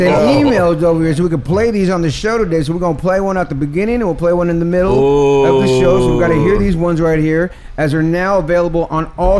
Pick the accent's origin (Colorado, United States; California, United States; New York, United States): California, United States; Bay Area; Oh, and it's funny because I'm from the Bay Area, so my roots are so hard